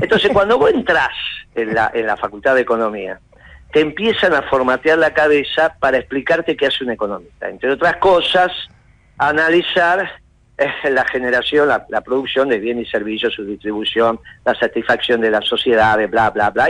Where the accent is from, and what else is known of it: Argentina